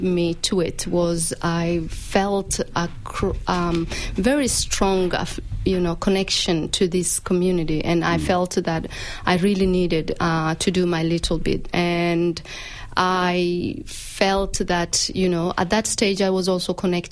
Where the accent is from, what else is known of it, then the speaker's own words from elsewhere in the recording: Malindi, Kilifi County, Kenya; now in Australia; I grew up in a small town called Malindi. And and that's my hometown in Kenya